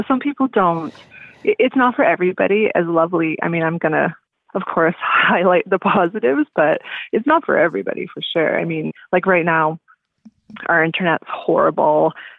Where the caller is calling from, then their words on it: Canada; I'm calling from Canada.